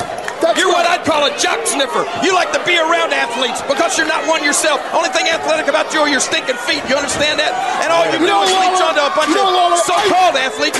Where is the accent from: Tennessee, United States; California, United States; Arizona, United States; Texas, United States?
Tennessee, United States; Memphis; When I left my hometown of Memphis, Tennessee this morning